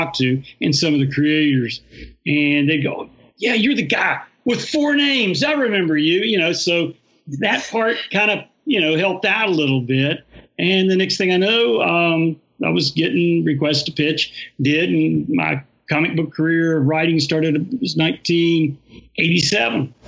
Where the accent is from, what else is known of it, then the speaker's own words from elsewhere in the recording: Huntington, West Virginia, United States; now in Ceredo, United States; I'm from Huntington, West Virginia, born and raised.